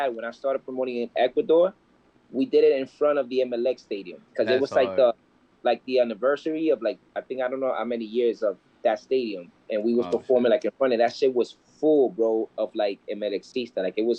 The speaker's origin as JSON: {"language": "English", "town": "New York City", "region": "New York", "country": "United States", "said": "I'm from Brooklyn."}